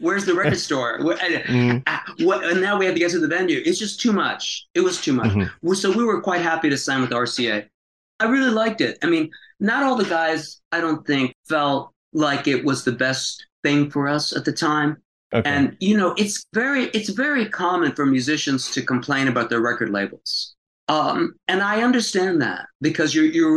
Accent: Tampa, Florida, United States; moved away; also born or lived in Greenwich Village, New York; my hometown in Tampa

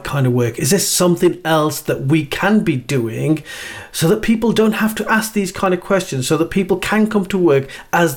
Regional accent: Black Country, West Midlands, United Kingdom; we're both from the Black Country

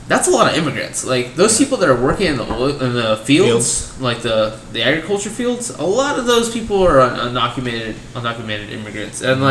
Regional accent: California, United States; we're from California

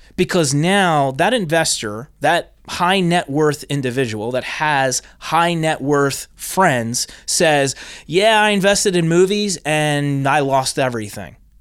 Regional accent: New Jersey, United States; I'm originally from Jersey

